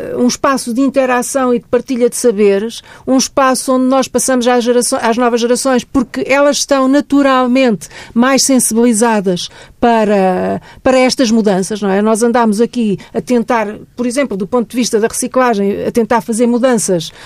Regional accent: Santarém, Portugal; Eu, eu sou de Santarém, vivi em Santarém quando era miúda

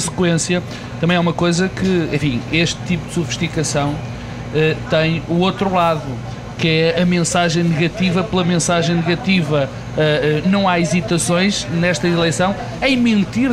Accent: Portugal

